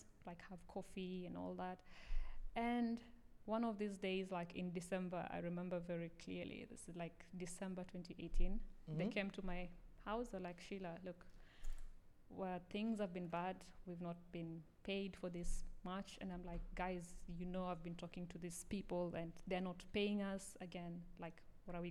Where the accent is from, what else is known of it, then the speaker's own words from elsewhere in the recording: Kenya; moved away as an adult; now in Bahrain; I'm Kenyan.